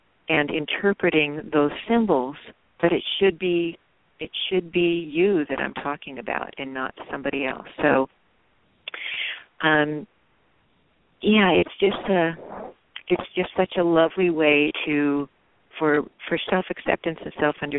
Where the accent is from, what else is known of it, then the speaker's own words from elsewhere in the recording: the Bay Area, California, United States; now in Seattle, United States; I grew up in the Bay Area